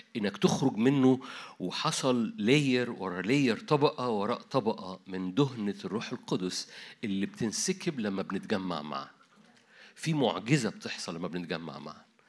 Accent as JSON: {"language": "Arabic", "country": "Egypt", "said": "عندنا في مصر"}